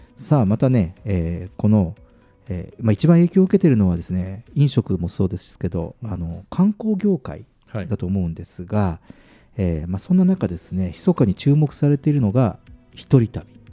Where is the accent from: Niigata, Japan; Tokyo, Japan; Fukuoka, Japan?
Fukuoka, Japan; 僕、九州人だけど